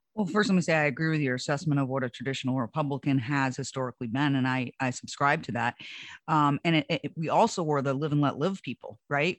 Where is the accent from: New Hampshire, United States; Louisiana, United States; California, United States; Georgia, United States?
New Hampshire, United States; Hampton; I grew up in Hampton Beach, New Hampshire